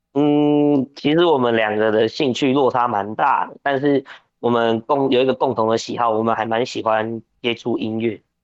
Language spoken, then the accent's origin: Chinese; New Taipei, Taiwan; now in Taoyuan, Taiwan; 我今年二十二岁，那其实我原本，因为我现在住桃园，但其实我小时候，我出生在台北县，那就是现在的新北市